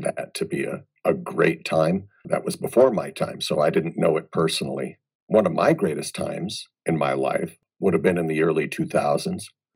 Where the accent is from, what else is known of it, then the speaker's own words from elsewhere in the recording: Des Moines, Iowa, United States; now in Las Vegas, United States; I grew up in Des Moines, Iowa. So I'm a Midwest boy.